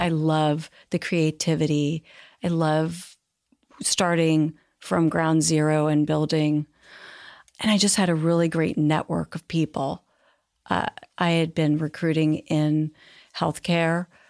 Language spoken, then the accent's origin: English; Marin County, California, United States; moved away as an adult; now in New York, United States; grew up in Marin County, but I was born in New York and then at ten moved to California